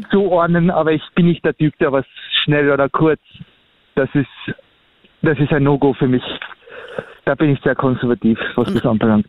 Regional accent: Austria; ich bin halt ein Österreicher

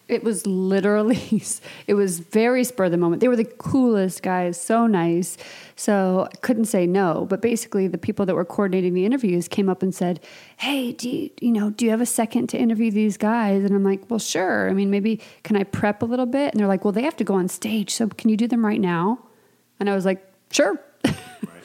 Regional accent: Midwest, United States; I'm from the Midwest too, so like go figure. But you know my roots are in the South

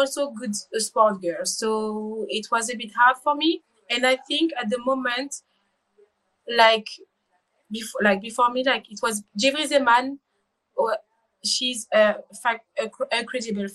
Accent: Rennes, Brittany, France; English is a second language; I was born in Bretagne, in Rennes, with my twin

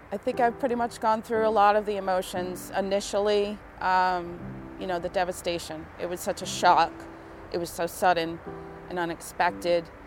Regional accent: West Warwick, Rhode Island, United States; I'm from West Warwick

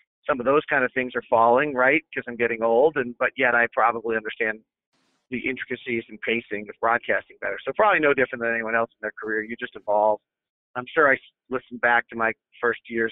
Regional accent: the Bay Area, California, United States; I grew up in the Bay Area listening to Greg Papa

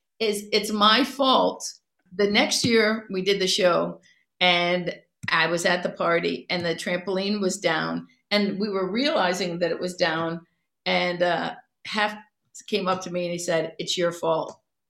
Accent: Cleveland, Ohio, United States; She's from Philly. I'm from Cleveland.

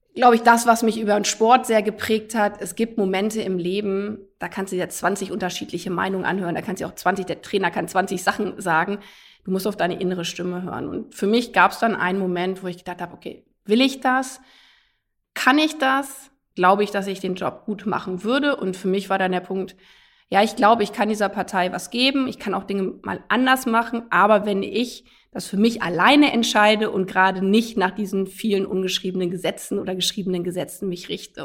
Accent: a village in Lower Saxony, Germany; also born or lived in United States; ich bin auf einem Dorf in Niedersachsen groß geworden

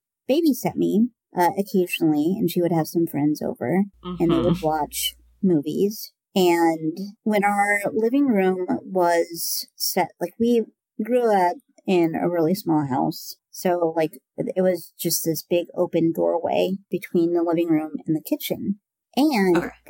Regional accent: Southwest Iowa, United States; also born or lived in Nebraska; I grew up in Southwest Iowa

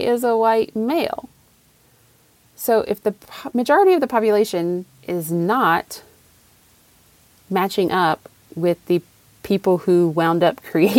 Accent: Raleigh, North Carolina, United States; accent: Southern; I was born in Raleigh, North Carolina, and I grew up there.

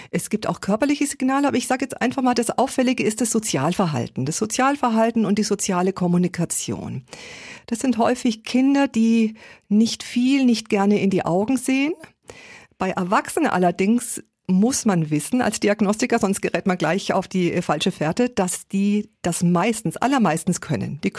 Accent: Erlangen, Bavaria, Germany; Ich komme aus Erlangen, eine Stadt wie Erlangen, circa 100.000 Einwohner.

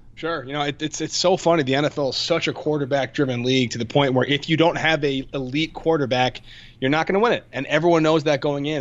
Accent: Connecticut, United States; I grew up in Connecticut, uh, which does not have a football team

